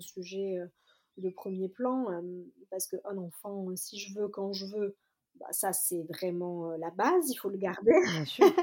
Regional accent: Marseille, Provence-Alpes-Côte d'Azur, France; je suis marseillaise.

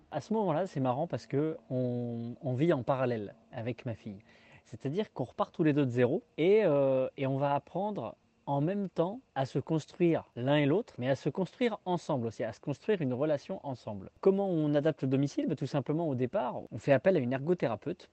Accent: Tours, Centre-Val de Loire, France; moved away as an adult; also born or lived in Haute-Savoie; revenir dans ma région natale

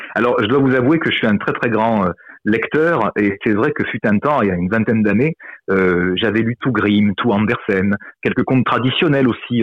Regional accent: southern France, France; en tant que méridional

